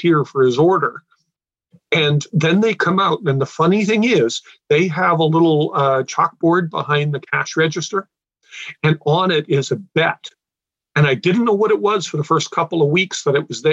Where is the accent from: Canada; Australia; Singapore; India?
Canada; being Canadian